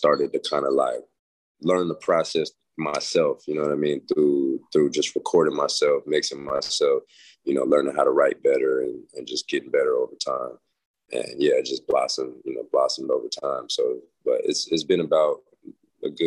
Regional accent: Las Vegas, Nevada, United States; It's a street I grew up on in Las Vegas, and it pretty much painted my whole childhood

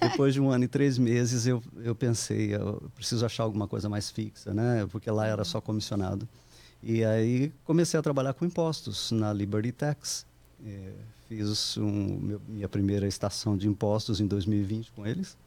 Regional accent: Londrina, Paraná, Brazil; moved away as an adult; also born or lived in Curitiba, Brazil; now in United States; eu sou natural de Londrina, no Paraná

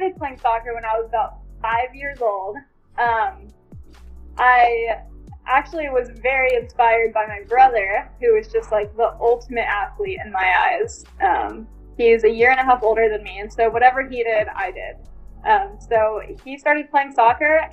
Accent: San Diego, California, United States; So I'm from San Diego, California. And I went to Mission Bay High School

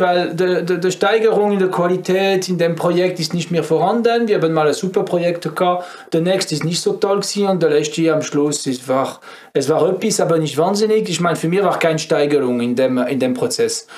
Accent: France; German is a second language; moved away as an adult; now in Switzerland; Ich bin äh, ein richtiger Franzose

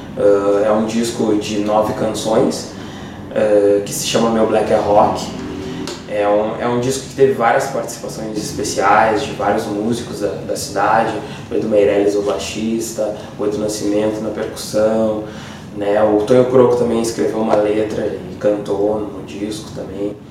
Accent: Porto Alegre, Rio Grande do Sul, Brazil; now in Viamão, Brazil; Eu nasci em Porto Alegre, uh, hoje vivo em Viamão há pelo menos mais de 20 anos

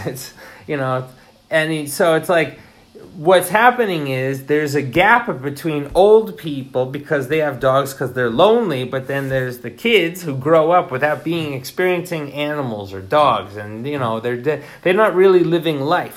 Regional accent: Sullivan County, New York, United States; moved away as an adult; now in Japan; I'm from New York, Sullivan County, and we are close to New York City

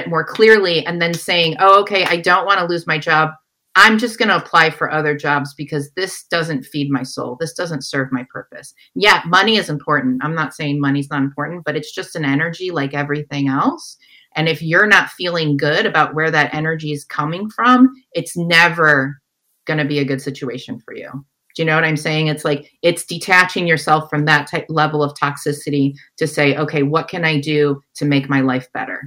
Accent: Detroit, Michigan, United States; moved away as an adult; also born or lived in San Francisco; my sister, we're from Detroit. We came out to San Francisco together and I was 19 at the time

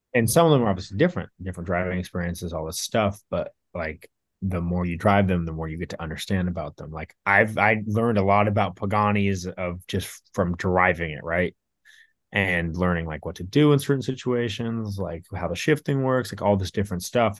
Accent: Orange County, California, United States; growing up in Orange County

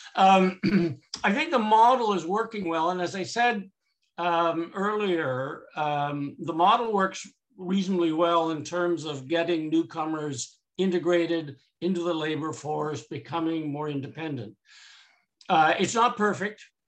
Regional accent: Canada; I'm too Canadian

